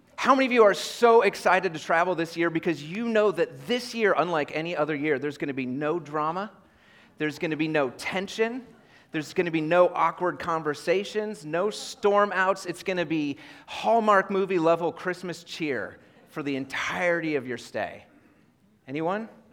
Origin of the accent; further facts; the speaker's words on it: Iowa, United States; moved away; I grew up in Iowa